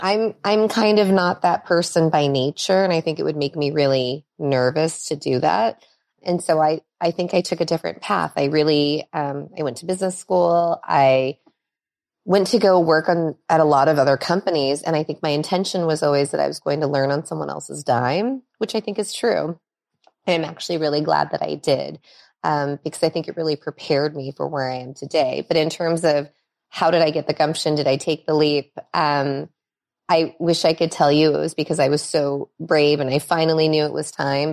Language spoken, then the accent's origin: English; Los Angeles, California, United States; also born or lived in Minnesota; I was born actually in Minnesota. Um, so not on the West Coast, um, but we, we came to California really early in my childhood, and I've been here since I was six. Um, and I've lived on the west side of L